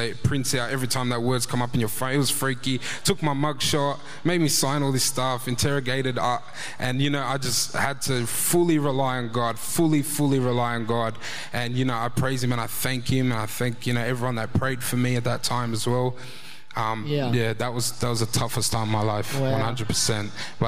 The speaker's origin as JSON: {"language": "English", "country": "Australia", "said": "I'm fully Australian"}